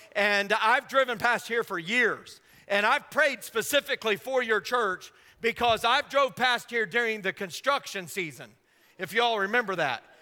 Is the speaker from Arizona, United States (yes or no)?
no; Indiana, United States; I grew up in Indiana